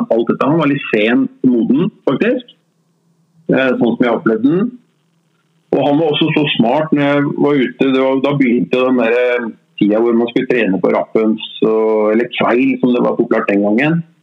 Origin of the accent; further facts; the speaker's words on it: Oslo, Norway; Jeg er Oslo-gutt. Født og oppvokst på Grorud.